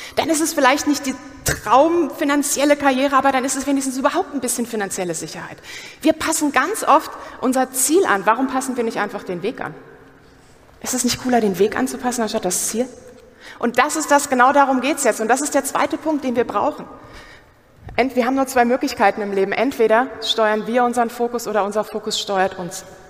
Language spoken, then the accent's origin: German; Germany; Wir sind doch Deutsche.